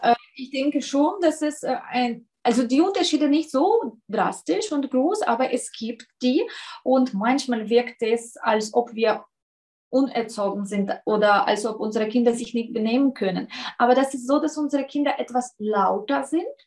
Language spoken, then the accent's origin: German; southern Ukraine, Ukraine; first language Russian; German is a second language; moved away as an adult; now in Austria; ich komme aus dem äh, Süden. Ich bezeichne Russisch als meine Muttersprache.